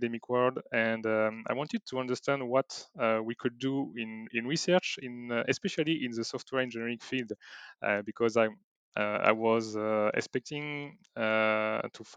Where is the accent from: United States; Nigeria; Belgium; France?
France; Bordeaux, Nouvelle-Aquitaine; I'm from France, in Bordeaux, to be accurate